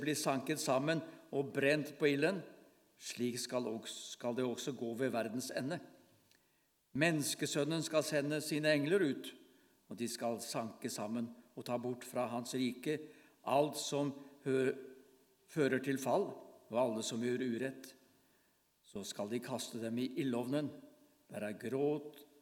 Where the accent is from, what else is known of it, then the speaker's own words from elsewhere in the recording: Bamble, Telemark, Norway; moved away as an adult; now in Farsund, Norway; Jeg er fra Bamble i Telemark. Det er der jeg vokste opp.